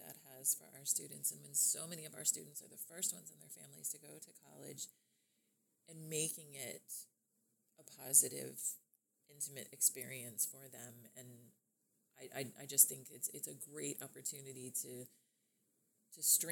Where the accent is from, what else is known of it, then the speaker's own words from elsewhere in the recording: Lakeland, Florida, United States; Born and raised in Lakeland